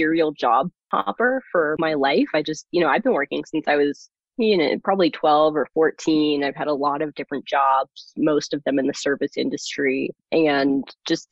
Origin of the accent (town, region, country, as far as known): California, United States; born or raised there; first language German; English is a second language; moved away as an adult; also born or lived in Germany; now in Denver, United States